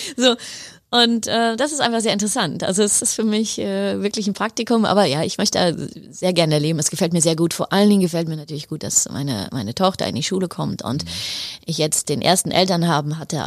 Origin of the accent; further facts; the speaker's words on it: Heidelberg, Baden-Württemberg, Germany; moved away as an adult; also born or lived in Netherlands / Mexico; now in Sweden; Ich komme aus Heidelberg